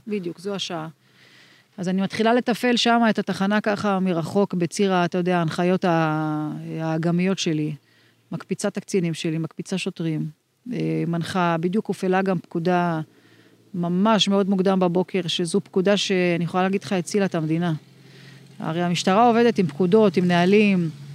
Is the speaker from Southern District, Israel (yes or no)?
yes; Meitar, Southern District, Israel; also born or lived in Arad / Beersheba; now in Ofakim, Israel; במקור נולדתי אה, אי שם בערד, אה, עברנו למיתר, את, את הילדות שלי ביליתי במיתר